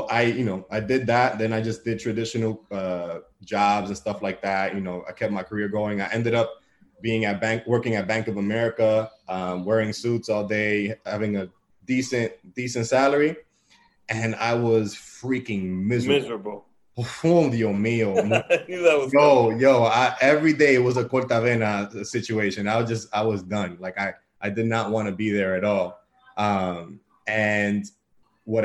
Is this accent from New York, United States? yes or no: yes; New York City, New York, United States; also born or lived in Bronx; I was born and raised in Washington Heights on the block of 170th between St. Nicholas and Audubon.